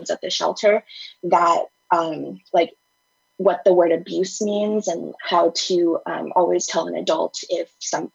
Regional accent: United States; also born or lived in Thailand; I was kidnapped from my father when I was 5 and brought to the US

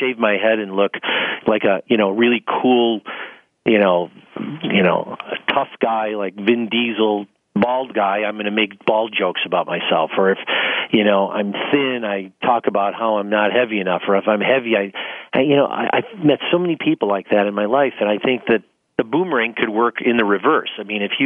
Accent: Bellwood, Illinois, United States; also born or lived in Arizona; I grew up in Bellwood, Illinois, which is a very lower middle class area. It's just outside the city of Chicago

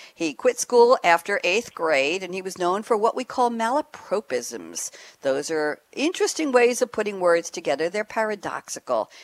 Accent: New York City, New York, United States; moved away as an adult; also born or lived in Great Neck, New York / Long Island; now in Durham, United States; I grew up in in Queens, uh, in Douglaston, Long Island, Douglaston, New York, actually the borough of Queens

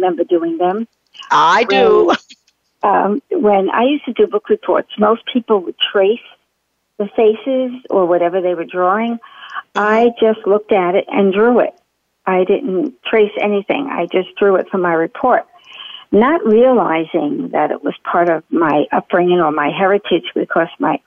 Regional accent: New York City, New York, United States; also born or lived in Brooklyn, New York; I originally was born in Lower Manhattan, I moved to Brooklyn at 11

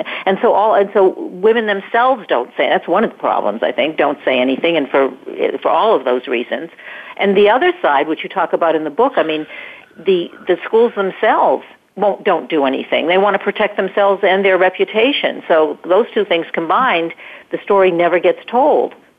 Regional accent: New York, United States; I'm from New York

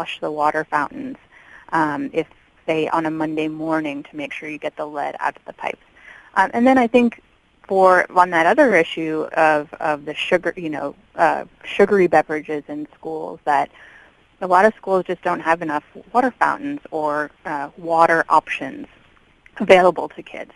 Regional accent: Washington, District of Columbia, United States; my hometown of Washington, D.C.

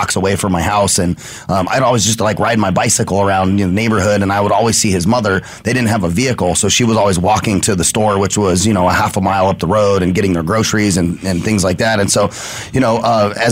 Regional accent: Arizona, United States; I'm, like, an Arizona native and love all things Arizona. I've been here my whole life

